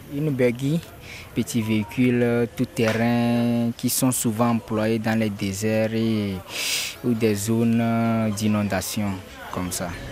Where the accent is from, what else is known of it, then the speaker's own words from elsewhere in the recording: Kara, Kara Region, Togo; now in Lomé, Togo; J'ai vécu depuis mon enfance à Kara